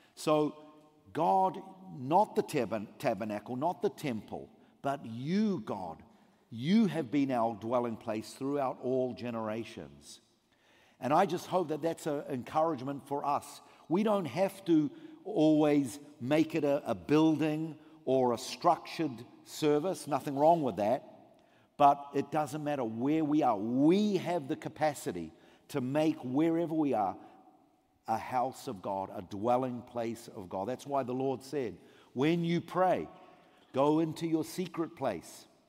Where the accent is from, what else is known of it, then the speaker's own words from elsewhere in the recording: New Zealand; moved away as an adult; now in Israel; I came from New Zealand, uh, grew up in a Jewish family, came to faith, immigrated over thirty years ago to Israel